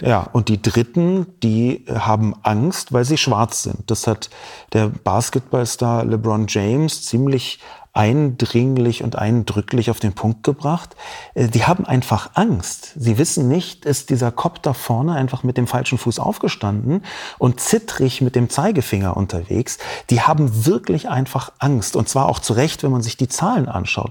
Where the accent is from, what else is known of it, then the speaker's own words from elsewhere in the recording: Berlin, Germany; Ich bin in Berlin geboren und aufgewachsen